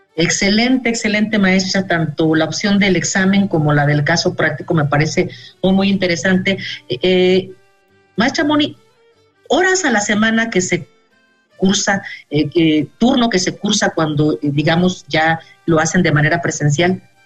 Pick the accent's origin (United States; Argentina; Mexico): Mexico; como, como sociedad mexicana